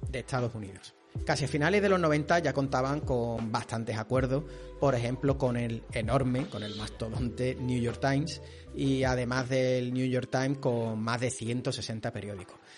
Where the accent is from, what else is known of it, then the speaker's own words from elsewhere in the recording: Spain; los que somos de España